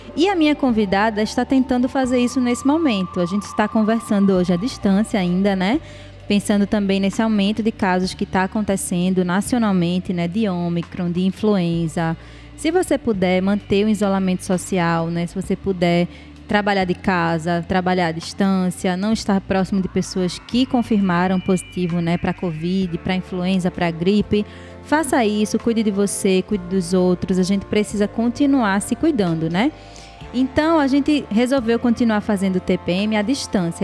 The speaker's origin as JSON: {"language": "Portuguese", "country": "Brazil", "said": "a gente é brasileiro"}